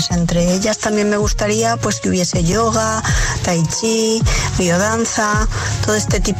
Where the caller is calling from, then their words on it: Valencia, Valencian Community, Spain; de Valencia